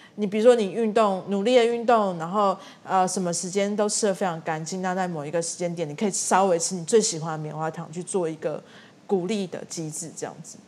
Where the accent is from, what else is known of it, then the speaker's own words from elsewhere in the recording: Tainan, Taiwan; 我们家是台南人